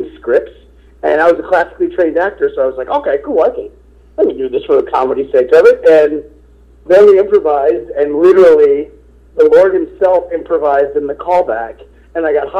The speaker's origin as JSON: {"language": "English", "town": "Inkster", "region": "Michigan", "country": "United States", "tie": "born or raised there", "also_born_or_lived": "New York", "moved": "as an adult", "said": "I grew up on the west side of Detroit, you know, and in a city called Inkster"}